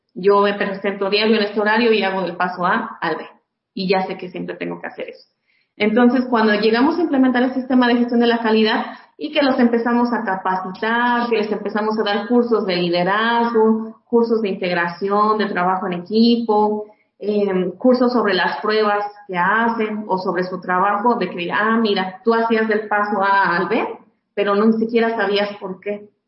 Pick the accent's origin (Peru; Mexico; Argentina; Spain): Mexico; como buenos mexicanos